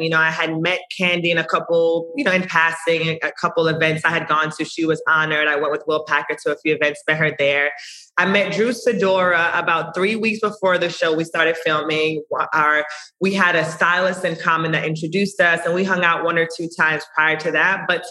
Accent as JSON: {"language": "English", "country": "Jamaica", "said": "I'm Jamaican"}